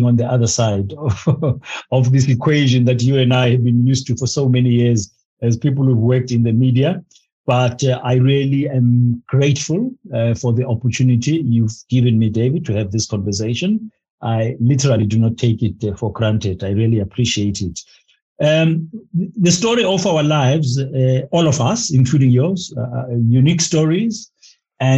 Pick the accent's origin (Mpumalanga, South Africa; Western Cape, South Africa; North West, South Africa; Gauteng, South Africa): Gauteng, South Africa; Soweto; moved away as an adult; also born or lived in Maputo, Mozambique; growing up in Kansas, as we used to call it, White City Jabavu in Soweto in the 60s was not easy